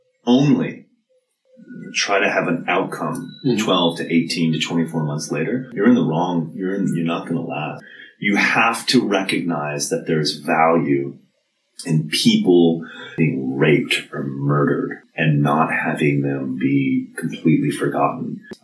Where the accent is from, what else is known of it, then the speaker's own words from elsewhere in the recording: Massachusetts, United States; accent: Southern New England; but my accent is Southern New England, sort of greater Boston area, I'd say.